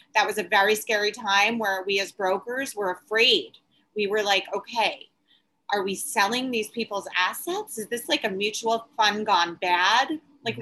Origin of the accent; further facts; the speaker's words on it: Long Island, New York, United States; now in New York City, United States; I grew up in Long Island